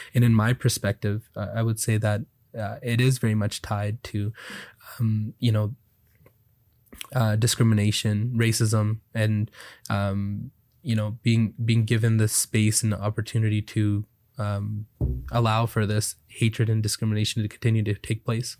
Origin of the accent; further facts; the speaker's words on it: Canada; also born or lived in Alberta; as a Canadian